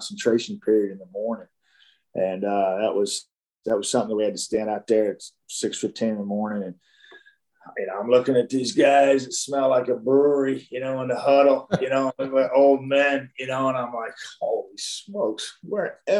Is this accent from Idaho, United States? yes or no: no; Dallas, Texas, United States; growing up in Dallas and playing in the mid 70s, high school football in the Dallas area